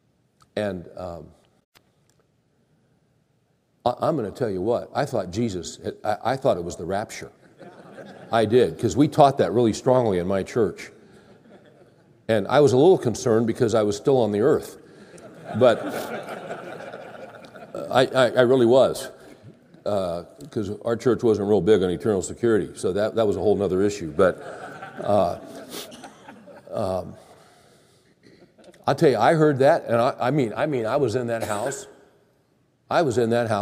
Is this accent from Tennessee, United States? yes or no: no; Bakersfield, California, United States; I grew up in Bakersfield, California, which is the crown jewel city of California.